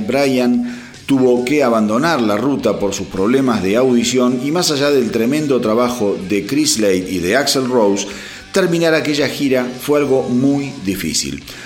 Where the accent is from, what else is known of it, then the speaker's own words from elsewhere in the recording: Berazategui, Buenos Aires Province, Argentina; also born or lived in Quilmes; yo soy oriundo de Verazategui